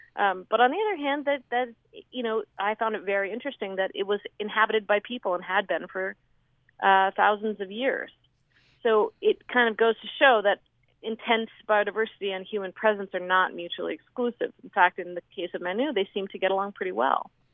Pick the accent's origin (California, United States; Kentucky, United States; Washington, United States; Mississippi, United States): Washington, United States; Seattle; I grew up in Seattle, right in the city